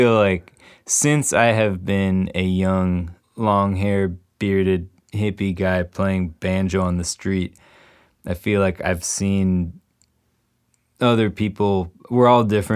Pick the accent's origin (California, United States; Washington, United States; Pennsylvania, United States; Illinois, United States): Illinois, United States; Chicago; I was in the city proper until I was about 12. So, and then we moved into the suburbs just outside of the city